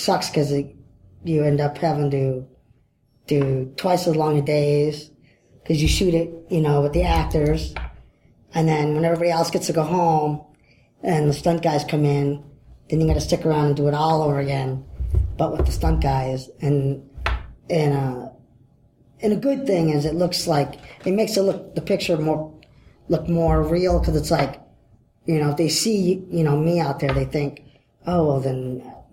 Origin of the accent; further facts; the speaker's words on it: Detroit, Michigan, United States; I'm from Detroit